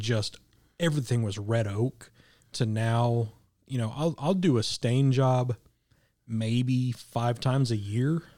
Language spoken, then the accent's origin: English; Midwest, United States; growing up in the Midwest